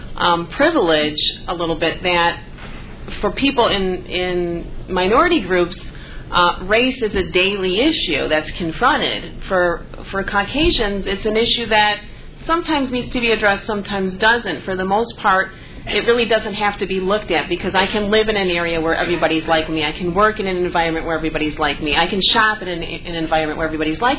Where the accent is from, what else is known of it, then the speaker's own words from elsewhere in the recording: Chicago, Illinois, United States; I grew up in the South Side